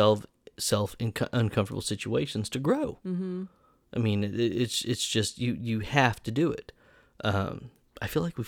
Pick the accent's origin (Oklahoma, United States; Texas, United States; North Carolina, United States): Oklahoma, United States; Broken Arrow; now in Jenks, United States; I grew up in Broken Arrow, and I live in Jinx now.